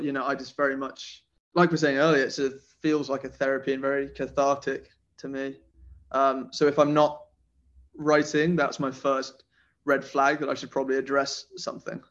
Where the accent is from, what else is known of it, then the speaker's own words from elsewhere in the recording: Nottingham, East Midlands, United Kingdom; now in London, United Kingdom; So I grew up in Nottingham, which is in England